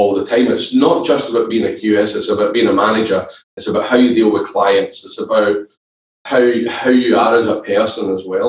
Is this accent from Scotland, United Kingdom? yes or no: yes; Glasgow, Scotland, United Kingdom; Growing up in Glasgow, we know it's football.